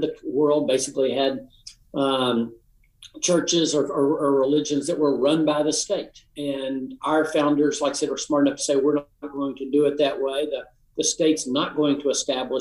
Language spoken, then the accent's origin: English; Appalachian Tennessee, United States; I'm from the Appalachian part of the state